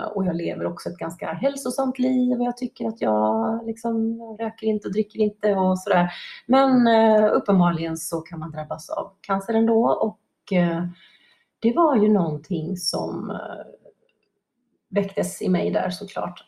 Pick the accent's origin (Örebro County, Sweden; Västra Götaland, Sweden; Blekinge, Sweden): Västra Götaland, Sweden; Gothenburg; Jag är uppvuxen på västkusten i Göteborg, västkusten i Sverige, i Göteborg ska jag säga.